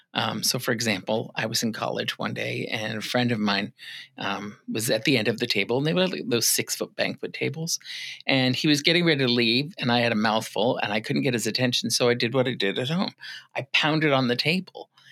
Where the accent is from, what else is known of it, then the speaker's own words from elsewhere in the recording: Massachusetts, United States; moved away as an adult; also born or lived in Arizona / Rhode Island / Minnesota; now in Ocala, United States; I was born in Massachusetts. Okay, um, I lived there for a good part of my younger years, mm-hmm. between there and Arizona